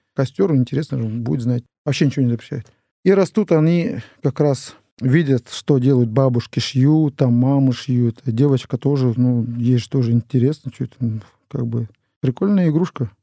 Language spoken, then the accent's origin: Russian; Chukotka Autonomous Okrug, Russia; в советское время у нас на Чукотке не было имен